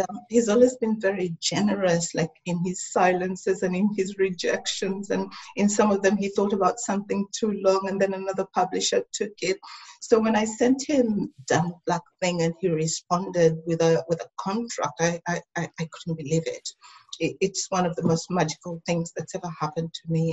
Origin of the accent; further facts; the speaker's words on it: Tanzania; now in Melbourne, Australia; I also have my family in Africa, in Tanzania